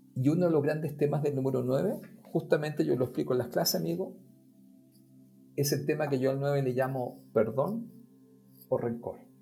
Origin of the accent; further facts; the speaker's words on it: Chile; nosotros los chilenos